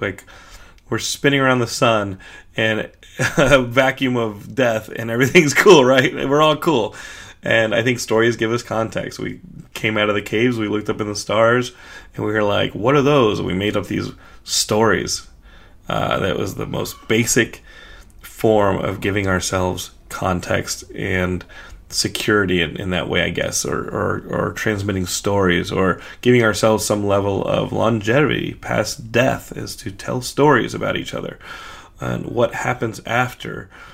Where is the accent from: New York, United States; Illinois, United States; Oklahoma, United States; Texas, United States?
Texas, United States; as a Texan